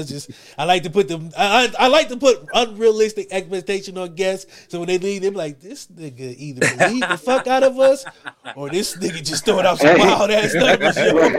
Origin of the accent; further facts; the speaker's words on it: Ackerman, Mississippi, United States; Because, like I said, you know, we grew up in Ackerman.